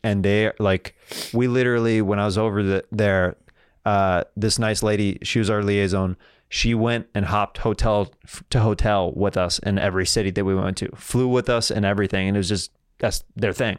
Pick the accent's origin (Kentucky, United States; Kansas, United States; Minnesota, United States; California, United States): Kansas, United States; I'm from Kansas